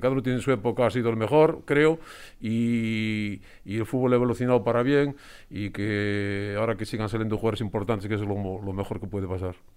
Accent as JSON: {"language": "Spanish", "country": "Spain", "said": "soy de Covadonga, de Barrio Covadonga"}